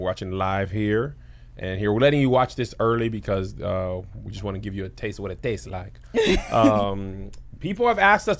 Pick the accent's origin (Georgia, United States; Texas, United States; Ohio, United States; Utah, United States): Texas, United States; El Paso; I'm from El Paso.